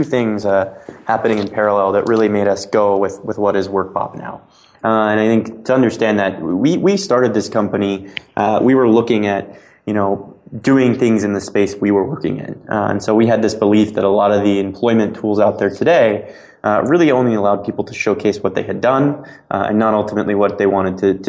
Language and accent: English; Cape Canaveral, Florida, United States; I'm from Cape Canaveral, Florida. And my dad, worked at the space program my entire adult life.